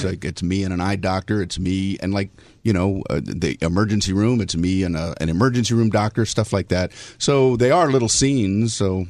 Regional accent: Miami, Florida, United States; moved away as an adult; also born or lived in Tiffin, Ohio; I grew up in Miami, Florida.

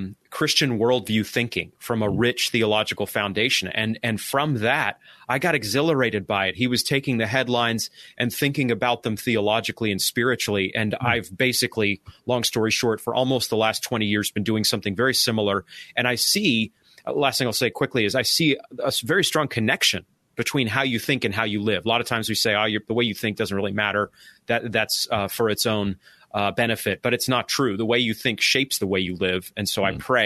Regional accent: Maine, United States; now in Arkansas, United States; I'm from Maine

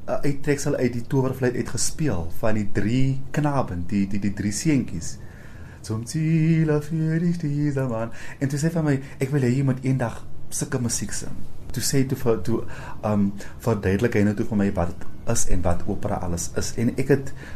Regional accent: Rustenburg, North West, South Africa; also born or lived in Cape Town / Pretoria; now in Johannesburg, South Africa; ek kom van Rustenburg af

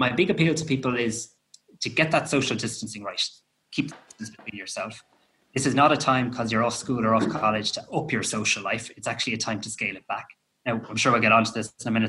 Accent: Ireland; that's what we do as Irish people.

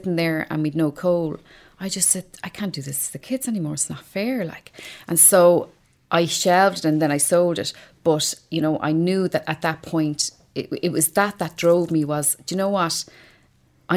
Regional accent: Dublin, Leinster, Ireland; also born or lived in Ballymun, Dublin; I was born in Ballymun Flats. I grew up in Talla.

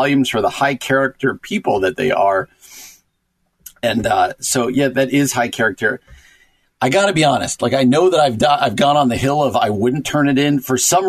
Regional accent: New Jersey, United States

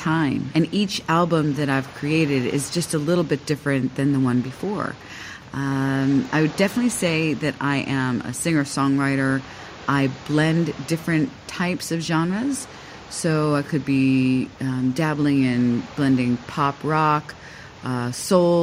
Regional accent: Miami, Florida, United States; moved away as an adult; also born or lived in South Korea; now in Singapore; I'm from Miami

